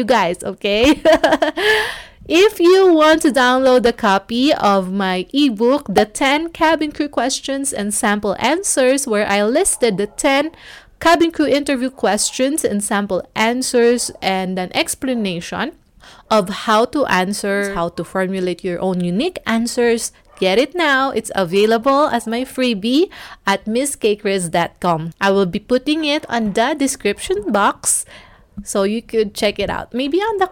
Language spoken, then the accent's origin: English; Cebu City, Central Visayas, Philippines; Cebu, my hometown